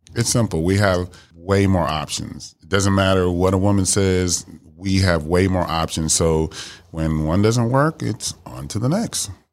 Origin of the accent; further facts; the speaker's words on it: Miami, Florida, United States; now in Dallas, United States; I'm originally from Miami, Florida. I live here in Dallas, Texas